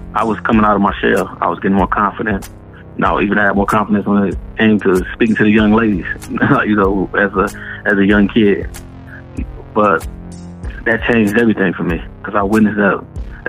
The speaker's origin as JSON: {"language": "English", "town": "Detroit", "region": "Michigan", "country": "United States", "tie": "born or raised there", "said": "I was born and raised in Detroit, Michigan."}